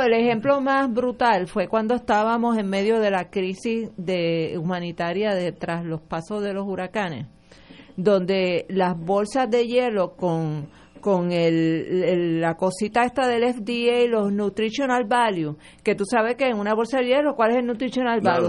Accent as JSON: {"language": "Spanish", "country": "Puerto Rico"}